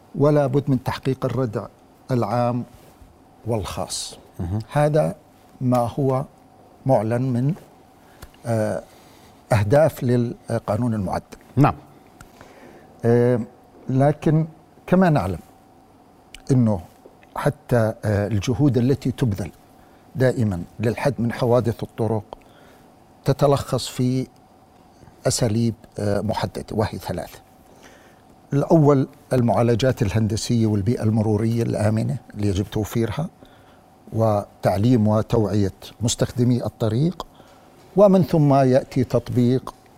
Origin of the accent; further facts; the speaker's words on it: Jordan; عندنا في الأردن